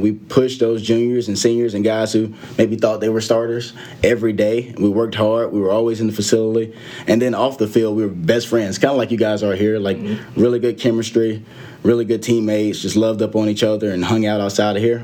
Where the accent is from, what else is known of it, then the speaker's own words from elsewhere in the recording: a couple hours from Atlanta, Georgia, United States; back in atlanta georgia obviously a couple hours from my hometown